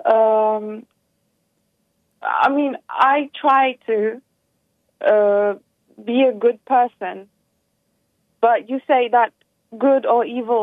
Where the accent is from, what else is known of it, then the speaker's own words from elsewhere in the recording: Turkey; I'm from Turkey, but I'm actually my originals are from Macedonia, Balkan, and Greece